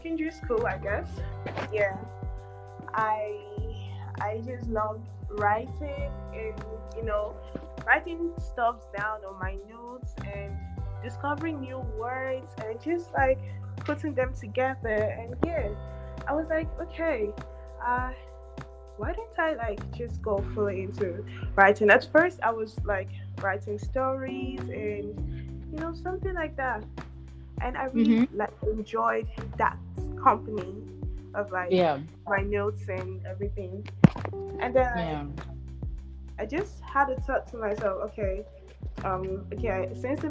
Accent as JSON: {"language": "English", "country": "Liberia", "moved": "yes", "said": "I'm Liberian."}